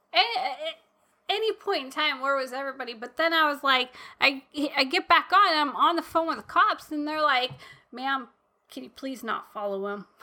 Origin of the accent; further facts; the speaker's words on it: United States; I was born in America. I was raised in America